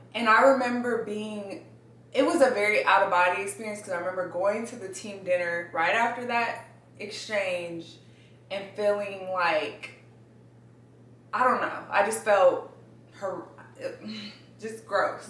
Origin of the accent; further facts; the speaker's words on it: Inglewood, California, United States; I grew up in Inglewood, California